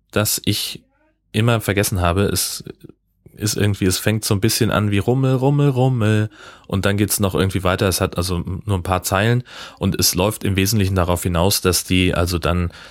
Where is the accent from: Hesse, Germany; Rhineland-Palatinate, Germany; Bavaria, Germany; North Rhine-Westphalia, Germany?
Hesse, Germany; Nee, Heimatdorf da wo ich groß geworden bin, äh, in Hessen, äh, da gibt's